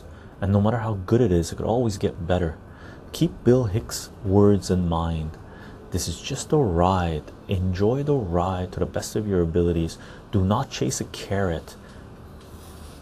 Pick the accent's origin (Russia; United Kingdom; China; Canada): Canada; West Coast Canada; also born or lived in Iran; I consider myself to be a West Coast Canadian. I've spent most of my life here.